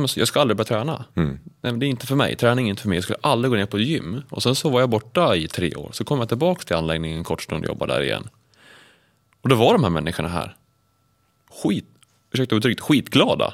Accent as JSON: {"language": "Swedish", "town": "Sandviken", "region": "Gävleborg County", "country": "Sweden", "said": "jag kommer ju från Sandviken"}